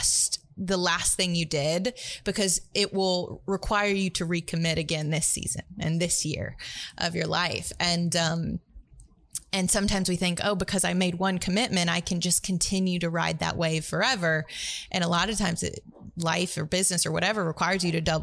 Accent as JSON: {"language": "English", "town": "Tuscaloosa", "region": "Alabama", "country": "United States", "tie": "born or raised there", "said": "I grew up in Tuscaloosa, Alabama"}